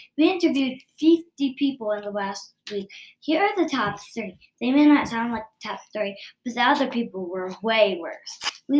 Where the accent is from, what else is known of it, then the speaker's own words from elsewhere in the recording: Indianapolis, Indiana, United States; I'm from Indianapolis.